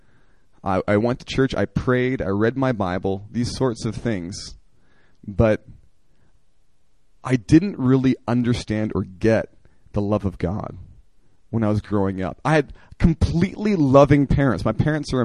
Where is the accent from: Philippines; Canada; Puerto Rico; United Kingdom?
Canada; Oakbank, Manitoba; moved away; I grew up in a Christian family in Canada in a very rural area